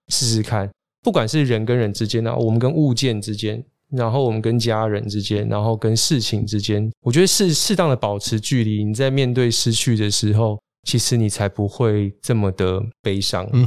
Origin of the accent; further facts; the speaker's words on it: Keelung, Taiwan; now in Taipei, Taiwan; 我是基隆人，是。那我大部分时间都待在台北